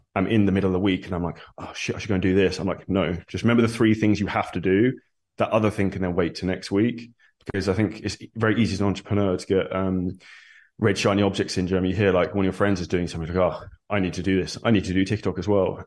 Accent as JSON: {"language": "English", "area": "Surrey", "region": "South East England", "country": "United Kingdom", "moved": "as an adult", "lives_now": "Dubai, United Arab Emirates", "said": "Originally, I'm from Surrey in the U K, very grey and rainy."}